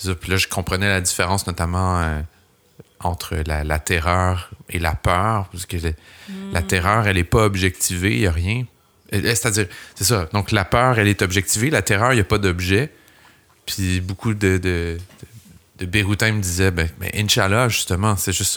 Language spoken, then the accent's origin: French; Laval, Quebec, Canada; also born or lived in Montreal; j'ai grandi à Laval, j'ai atterri à Montréal